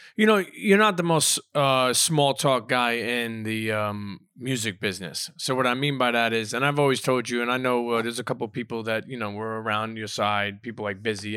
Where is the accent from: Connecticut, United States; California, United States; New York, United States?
New York, United States; Brooklyn; growing up in Coney Island